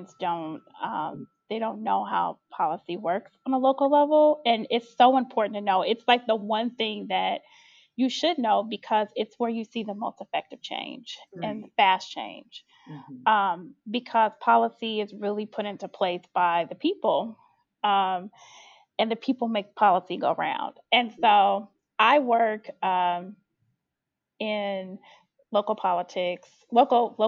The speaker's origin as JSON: {"language": "English", "town": "Chicago", "region": "Illinois", "country": "United States", "tie": "born or raised there", "said": "I grew up in Chicago, was born and raised"}